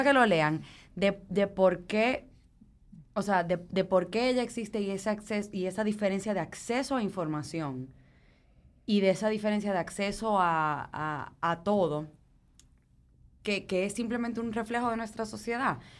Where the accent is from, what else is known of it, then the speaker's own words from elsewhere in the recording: Dominican Republic; nosotros tenemos la mala maña a veces como dominicanos